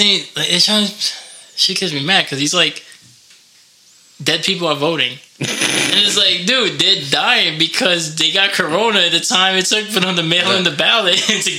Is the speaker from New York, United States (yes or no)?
yes; New York City, New York, United States; now in Albuquerque, United States; we're just two New York guys. I'm from the Bronx.